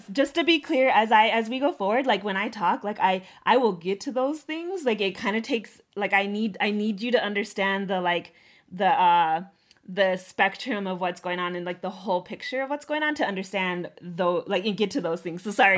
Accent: Northern Cheyenne, United States; also born or lived in Oglala Lakota; as a Native woman, as a Oglala woman, as a Northern Cheyenne woman

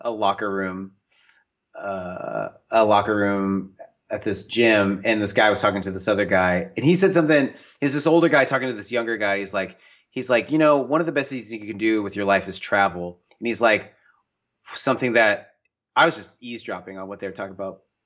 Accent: the Northwest, Pacific Northwest, United States; I grew up in the Northwest, in the mountains, in the woods

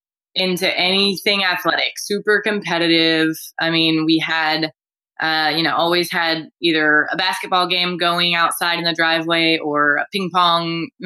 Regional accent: Houston, Texas, United States; Born and raised in Houston.

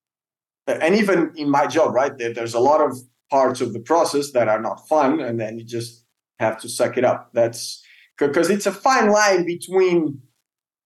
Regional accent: Portugal; I grew up in Portugal, diving close to Lisbon in cold water, bad visibility, small fish

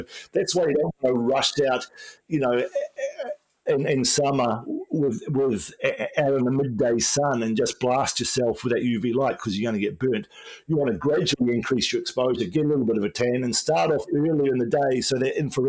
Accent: Wellington, New Zealand; when I grew up in New Zealand in the 1970s, you know, there wasn't much sun in Wellington.

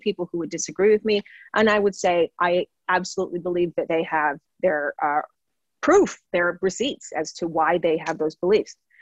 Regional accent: Toronto, Ontario, Canada; moved away as an adult; now in West Vancouver, Canada; I grew up in Don Mills, which is a part of Toronto at the time

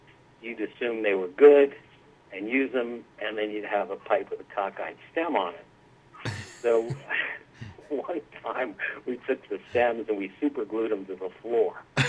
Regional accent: West Caldwell, New Jersey, United States; I grew up in West Caldwell, went to high school there, and later went to Montclair State College

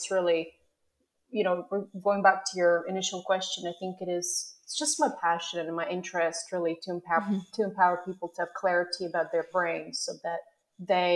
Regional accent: Canada; moved away as an adult; also born or lived in Melbourne, Australia; now in Australia; I'm originally from Canada, like yourself. And, you know, I came here about 10 years ago to do my PhD in neuroscience.

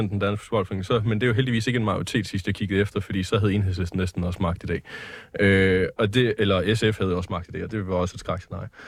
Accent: Denmark; kan godt være, at de ikke er politiske, men de er stadigvæk et symbol for mange, og det, det, det vi som danskere øh, lever af, det er vores kultur og vores DNA.

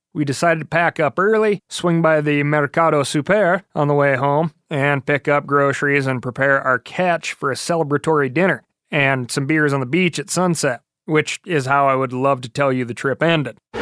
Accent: Montana, United States; here in my home state of Montana. I've grown up with the grizz

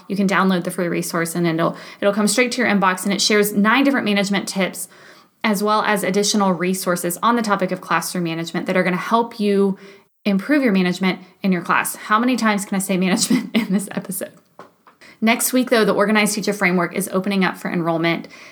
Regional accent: Texas, United States; moved away as an adult; I'm from Texas, so winters there typically look like a cool 57

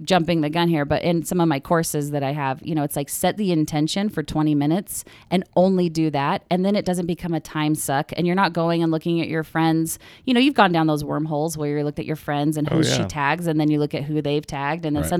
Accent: Mesa, Arizona, United States; I grew up in Arizona. {S2} Okay. {S3} Mesa, which is like, you know, Provo light.

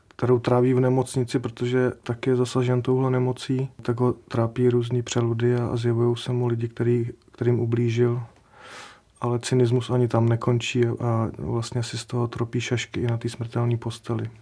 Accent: Sudetenland, Czechia; u nás v Sudetech

